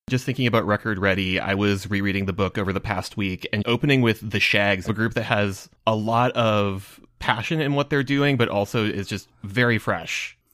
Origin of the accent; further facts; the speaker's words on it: Minnesota, United States; as a Minnesotan